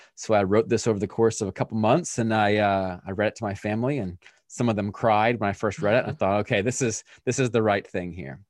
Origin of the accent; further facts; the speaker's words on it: Pennsylvania, United States; I grew up in Pennsylvania with my family